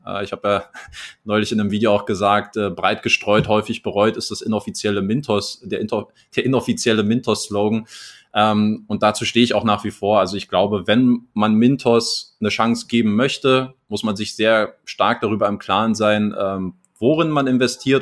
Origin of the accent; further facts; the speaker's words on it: Germany; now in Crete, Greece; als Deutscher